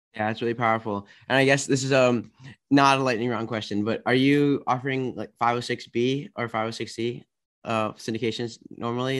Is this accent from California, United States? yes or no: no; Maryland, United States; I am from D C area. I'm from Maryland.